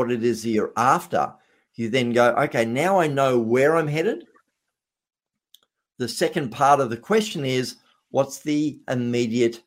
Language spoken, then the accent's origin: English; Australia; I was being an Australian